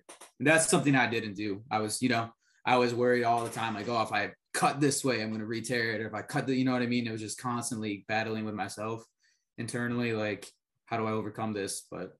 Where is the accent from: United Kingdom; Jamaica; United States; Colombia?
Colombia; born there; I'm adopted from Colombia, so I kind of, you know, follow all the international policies and affairs kind of guy.